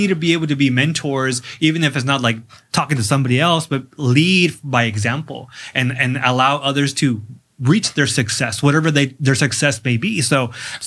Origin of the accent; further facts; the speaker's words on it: National City, California, United States; I'm from National City.